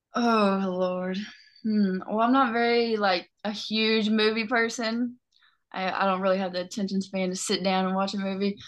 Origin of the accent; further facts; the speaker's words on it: Lakeland, Tennessee, United States; I'm from Lakeland, Tennessee